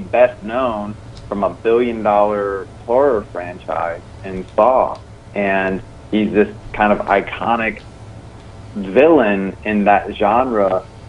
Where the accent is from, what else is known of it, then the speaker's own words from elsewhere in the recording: South Carolina, United States; I grew up in the South, in South Carolina